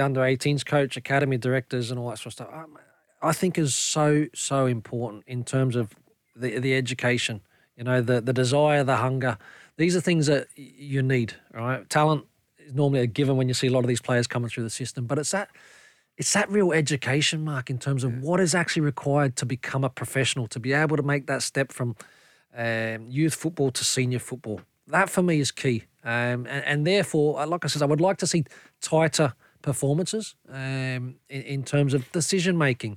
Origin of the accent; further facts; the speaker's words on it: Australia; now in Scotland; We grew up in Australia together